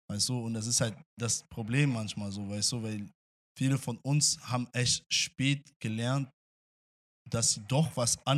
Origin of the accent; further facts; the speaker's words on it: Angola; also born or lived in Russia; now in Germany; nachdem wir aus ja, Angola geflüchtet sind.